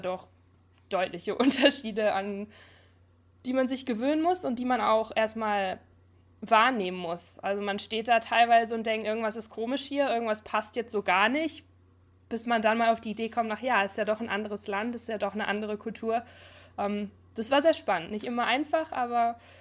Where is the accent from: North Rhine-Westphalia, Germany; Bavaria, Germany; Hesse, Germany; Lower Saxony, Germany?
North Rhine-Westphalia, Germany; Duisburg; moved away as an adult; also born or lived in Munich; now in Detroit, United States; Ich bin in Duisburg aufgewachsen, in NRW